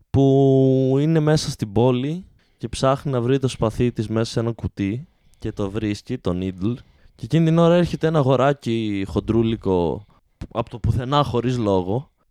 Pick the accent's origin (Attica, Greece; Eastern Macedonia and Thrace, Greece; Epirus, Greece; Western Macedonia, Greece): Eastern Macedonia and Thrace, Greece; Alexandroupoli; Και εγώ είμαι από την Αλεξανδρούπολη.